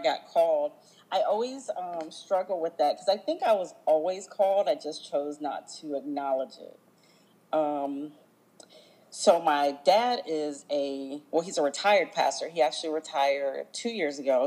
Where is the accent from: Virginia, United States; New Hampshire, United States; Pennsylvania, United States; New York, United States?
Virginia, United States; Virginia Beach; now in Florida, United States; I am originally from Virginia Beach, Virginia. I am not a native Floridian. I'm a transplant here